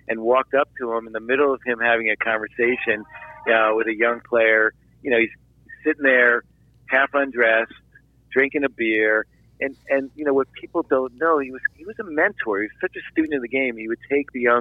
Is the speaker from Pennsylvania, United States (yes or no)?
yes; Philadelphia, Pennsylvania, United States; moved away; I'm from Philadelphia